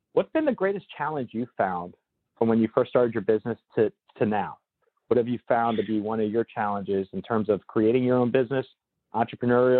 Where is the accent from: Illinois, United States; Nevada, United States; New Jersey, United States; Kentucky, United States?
New Jersey, United States; Northern; born or raised there